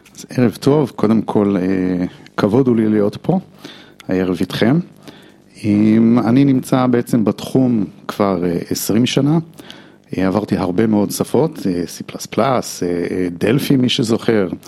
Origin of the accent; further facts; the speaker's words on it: United States; Hebrew is a second language; now in Israel; אני אה, אמריקאי